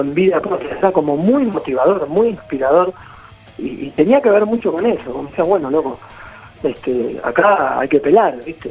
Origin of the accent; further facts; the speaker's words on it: Argentina; como banda argentina